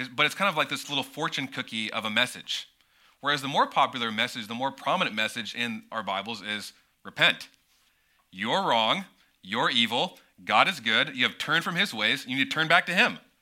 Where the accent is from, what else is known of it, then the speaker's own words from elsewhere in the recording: United States; as an American, growing up in an American church and in American culture